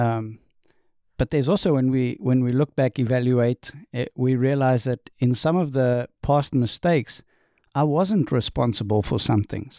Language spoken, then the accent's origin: English; South Africa; accent: Southern; moved away as an adult; also born or lived in New York State, United States; now in North Carolina, United States; I am from South Africa, born and raised